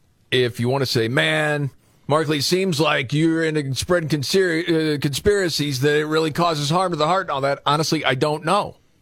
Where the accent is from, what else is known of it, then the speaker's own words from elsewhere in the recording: Scranton, Pennsylvania, United States; Well, growing up in Scranton, I used to shoot ants with a shotgun.